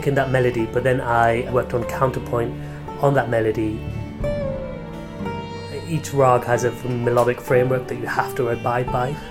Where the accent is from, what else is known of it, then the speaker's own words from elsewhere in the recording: United Kingdom; I was born here and brought up here